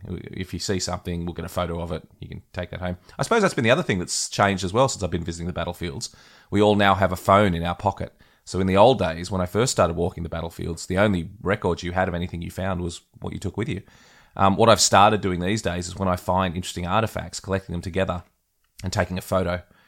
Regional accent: Australia; as an Australian

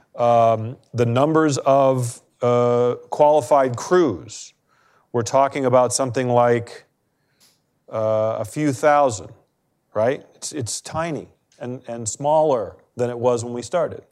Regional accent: Maine, United States; I'm from Maine

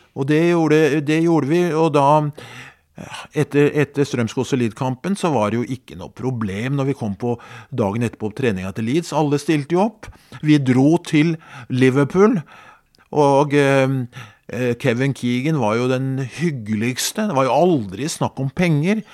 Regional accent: Skedsmo, Akershus, Norway; hjemme i Skedsmo

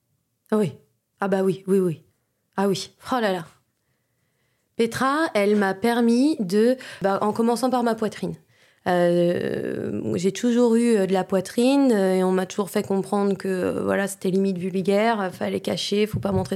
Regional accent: Vosges, Grand Est, France; moved away; je suis franco-allemande et, euh, quand j'étais petite, je vivais dans les Vosges

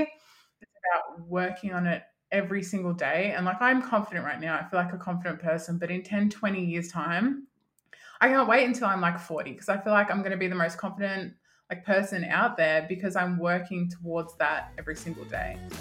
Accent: Mildura, Victoria, Australia; now in Melbourne, Australia; my hometown. So I'm from a country town called Mildura

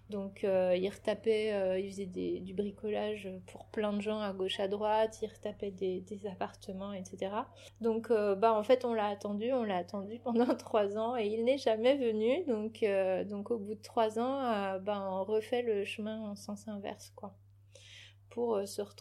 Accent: Clichy, Île-de-France, France; born there; je suis née à Clichy, là où habitaient mes parents, donc euh, dans, dans, une chambre d'hôtel.

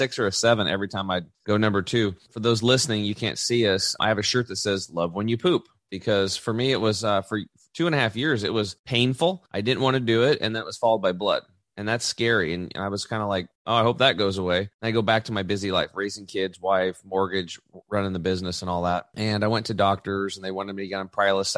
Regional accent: La Grande, Oregon, United States; in Eastern Oregon in my hometown, LeGrand

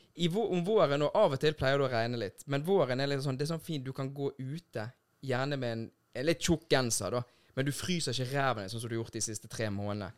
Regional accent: Bergen, Vestland, Norway; sånn vi bergensere. Vi sitter pris på når det regner

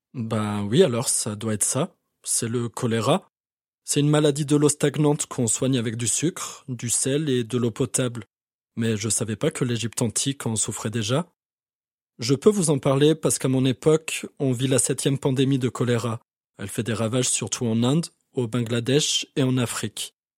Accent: France; En tant que Français

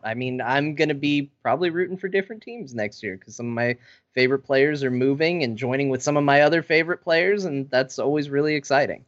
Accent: Arizona, United States; I grew up in Arizona

